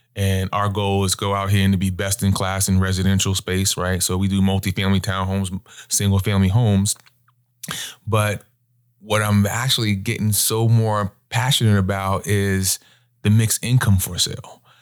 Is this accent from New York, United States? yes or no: yes; Long Island, New York, United States; moved away as an adult; also born or lived in Virginia; now in Charlotte, United States; born and raised in Long Island, New York